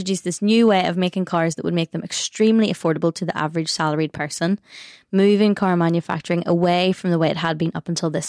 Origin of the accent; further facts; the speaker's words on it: Northern Ireland, United Kingdom; we are Northern Irish